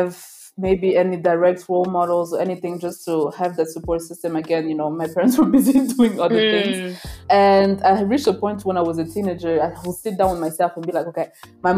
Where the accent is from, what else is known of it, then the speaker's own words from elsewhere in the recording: Brussels, Brussels-Capital Region, Belgium; moved away as an adult; also born or lived in New York; now in Rwanda; I was born in Rwanda in 94. And when I was about three, we moved to Belgium, to Brussels, the entire family